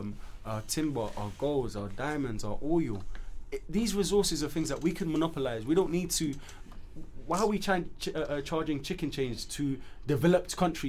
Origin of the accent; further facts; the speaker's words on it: Sierra Leone; However, we as a country, I'm just saying from Sierra Leone's perspective.